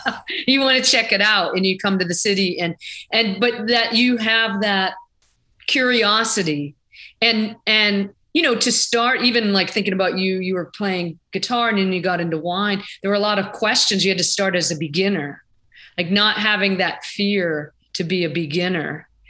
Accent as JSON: {"language": "English", "town": "Pittsburgh", "region": "Pennsylvania", "country": "United States", "moved": "yes", "said": "I came from Pittsburgh area"}